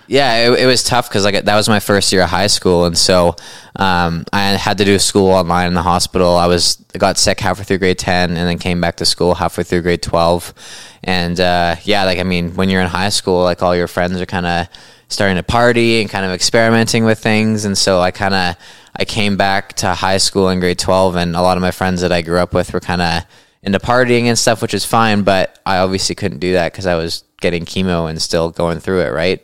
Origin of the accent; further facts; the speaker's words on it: Chilliwack, British Columbia, Canada; I'm from Chilliwack, British Columbia